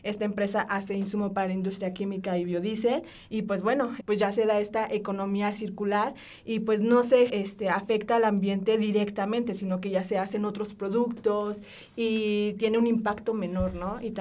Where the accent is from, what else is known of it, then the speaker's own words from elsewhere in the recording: Mexico; como buen mexicano nos gusta el aceite, ¿saben?